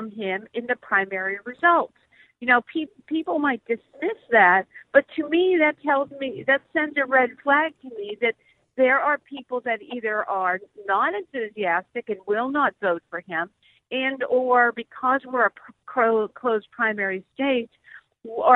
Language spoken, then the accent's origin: English; Pennsylvania, United States; my home state of Pennsylvania